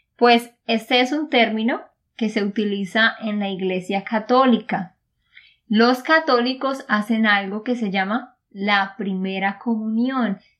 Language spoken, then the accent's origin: Spanish; Santander, Colombia; de Santander, Colombia